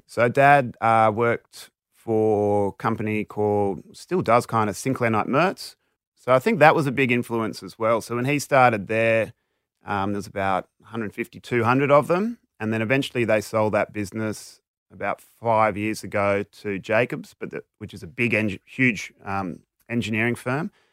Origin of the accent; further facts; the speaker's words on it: Sydney, New South Wales, Australia; I grew up mainly sort of North Shore, Northern Beaches